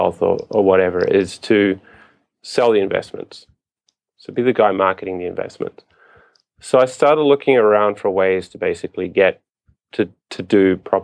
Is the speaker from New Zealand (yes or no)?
yes; New Zealand; moved away as an adult; now in Japan; I am from New Zealand.